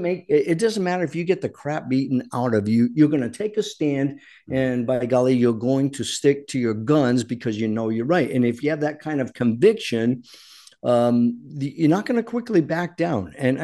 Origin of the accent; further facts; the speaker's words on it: Rhode Island, United States; accent: Rhode Island; moved away; I am from Rhode Island. I grew up with that kind of mentality.